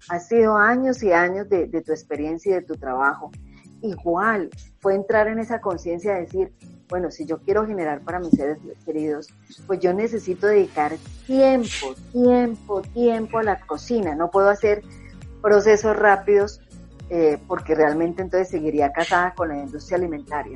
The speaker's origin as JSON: {"language": "Spanish", "country": "Colombia", "said": "como decimos acá en Colombia"}